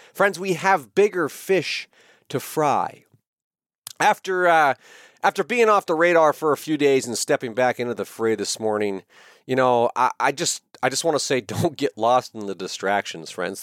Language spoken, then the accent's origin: English; United States; I am an American patriot